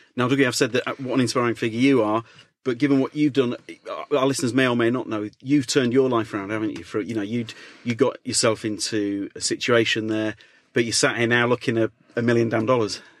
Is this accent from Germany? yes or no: no; Leeds, Yorkshire and the Humber, United Kingdom; moved away; I'm from Leeds originally